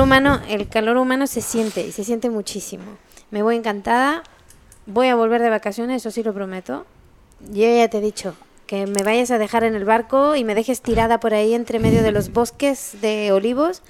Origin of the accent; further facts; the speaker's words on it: Chile; also born or lived in Spain; now in France; Yo vivo en Francia, soy chilena, mitad alemana